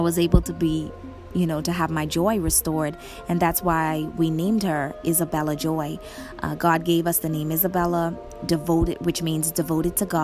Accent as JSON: {"language": "English", "country": "Bahamas", "said": "I'm from the Bahamas"}